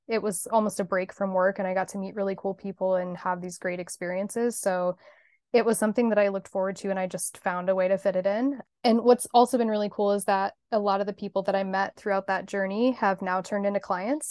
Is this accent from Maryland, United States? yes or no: no; Hutchinson, Kansas, United States; moved away as an adult; also born or lived in Los Angeles, California; now in Kansas City, United States; I grew up in Hutchinson, Kansas, but went to California for college